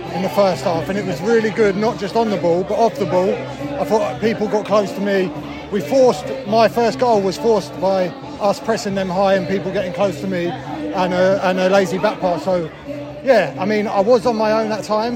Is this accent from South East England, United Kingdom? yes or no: yes; Ramsgate, South East England, United Kingdom; Captain on my hometown team